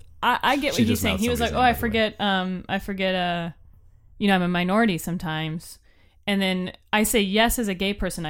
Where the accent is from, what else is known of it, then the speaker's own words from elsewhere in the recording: Florida, United States; I'm from Florida, and that's one of the reasons it took me.